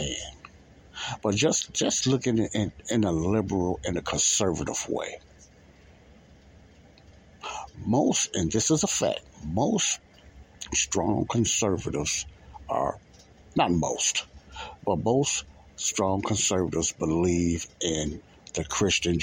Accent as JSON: {"language": "English", "region": "Illinois", "country": "United States", "tie": "born or raised there", "also_born_or_lived": "California / Alabama", "said": "I was born and raised in Illinois, but I lived in different cities as well."}